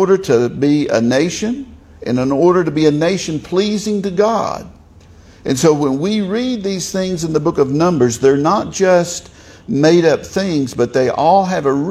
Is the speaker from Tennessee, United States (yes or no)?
yes; southern Tennessee, United States; accent: southern Tennessee; a southern Tennessee accent